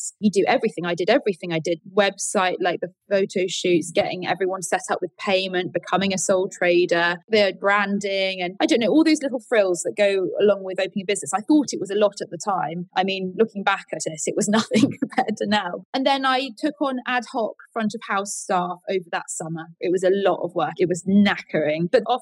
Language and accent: English; Colyton, South West England, United Kingdom; also born or lived in London; now in Lyme Regis, United Kingdom; I grew up in Devon, and I went to school in a place called Colleton